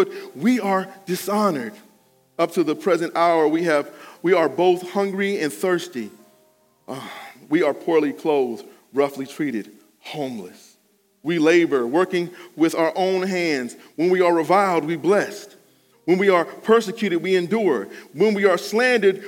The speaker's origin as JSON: {"language": "English", "town": "Cleveland Heights", "region": "Ohio", "country": "United States", "said": "I'm from Cleveland Heights"}